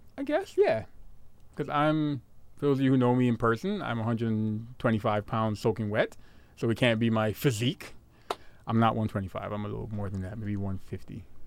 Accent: New York City, New York, United States; also born or lived in Guyana; I'm from Brooklyn, son. Canarsie

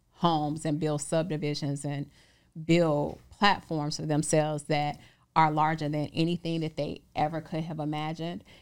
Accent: Chicago, Illinois, United States; I'm from Chicago

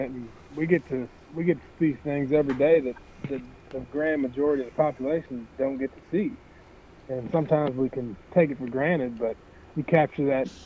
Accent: Illinois, United States; moved away as an adult; now in Missouri, United States; I grew up in Illinois and went to school in Missouri and found all the ducks that we used to have in Illinois when I was younger, and never left

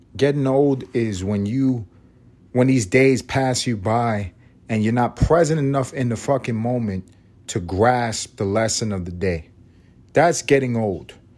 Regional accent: New York City, New York, United States; moved away as an adult; now in Atlanta, United States; I grew up in New York City and didn't travel nowhere growing up

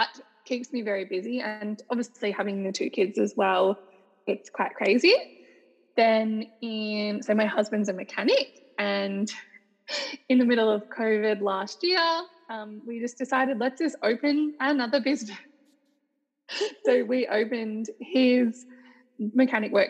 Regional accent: Mornington Peninsula, Victoria, Australia; also born or lived in Perth, Western Australia; I grew up basically most of my life on a place called the Mornington Peninsula, which is about an hour from Melbourne City

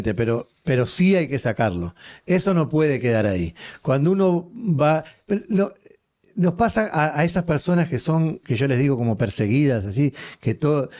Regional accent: Uruguay; soy uruguayo

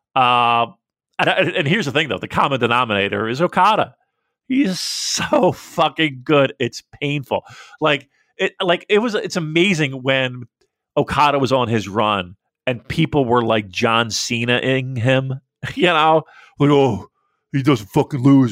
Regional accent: United States; I, as an American

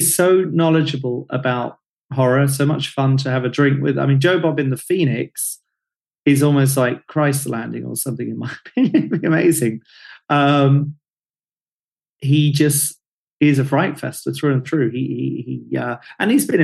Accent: Hastings, South East England, United Kingdom; I'm from Hastings

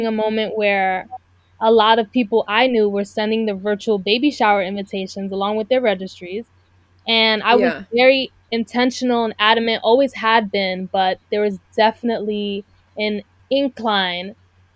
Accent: New York City, New York, United States; also born or lived in South Korea; I was born and raised in Brooklyn, and I've lived in many different parts of New York

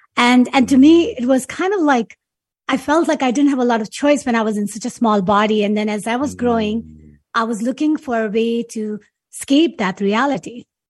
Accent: Karachi, Sindh, Pakistan; moved away as an adult; now in United States; growing up in Pakistan

